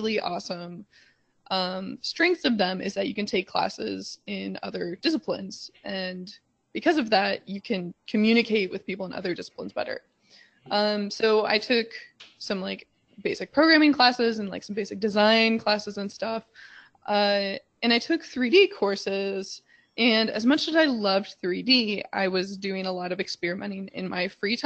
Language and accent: English; Midwest, United States; also born or lived in California; now in Chicago, United States; I grew up in the Midwest